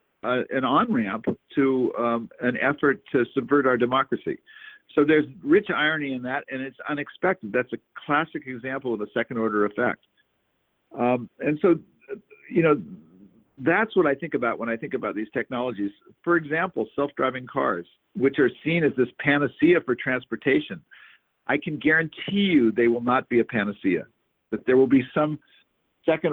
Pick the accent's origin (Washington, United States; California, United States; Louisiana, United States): California, United States; Northern; growing up in Northern California and sort of being affected by the counterculture